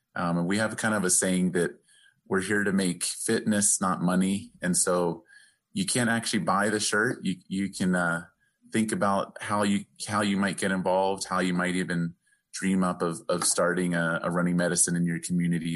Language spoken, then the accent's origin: English; the East, East Coast, United States; now in Albuquerque, United States; growing up in the East